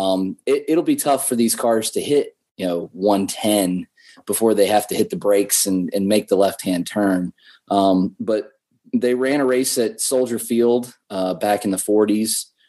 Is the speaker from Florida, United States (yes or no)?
no; Salem, Virginia, United States; the Salem Red Sox here in my hometown.